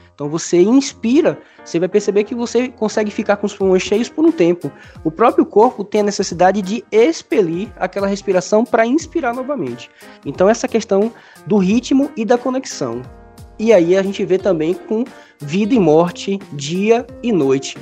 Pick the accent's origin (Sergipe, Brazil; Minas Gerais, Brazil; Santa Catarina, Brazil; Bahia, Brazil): Bahia, Brazil; also born or lived in Paraíba; sou baiano, né? Nordestino.